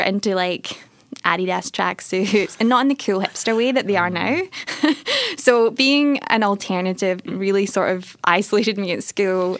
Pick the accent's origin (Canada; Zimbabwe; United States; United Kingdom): United Kingdom; Airdrie, Scotland; now in Melbourne, Australia; So I grew up in a little town called Airdrie